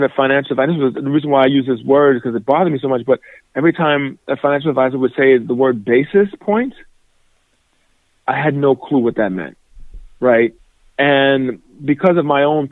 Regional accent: New York City, New York, United States; moved away as an adult; also born or lived in Indiana; Born and raised in New York City, both my parents came from Nigeria

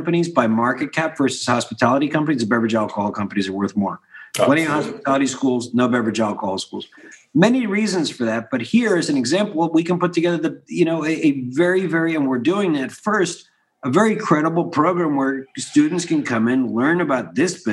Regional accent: Philadelphia, Pennsylvania, United States; I grew up in Philadelphia, and I was a kid in the 80s, and I was watching a city crumbling around me

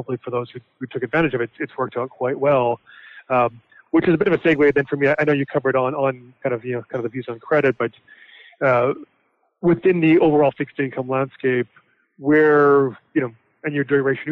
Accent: Canada; I'm actually from Canada

